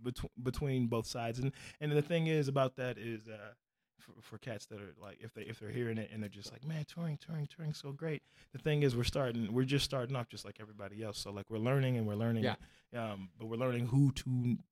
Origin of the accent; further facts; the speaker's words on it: Midwest, United States; Okay, I'm from the Midwest.